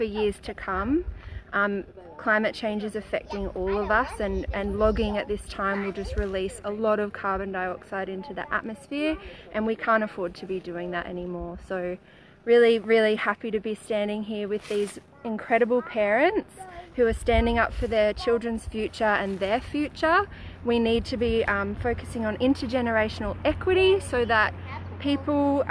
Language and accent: English; Lismore, New South Wales, Australia; I'm from Lismore and Widjibal Wyabal country.